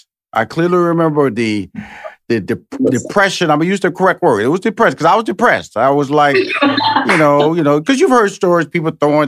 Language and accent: English; Houston, Texas, United States; And I'm from Houston.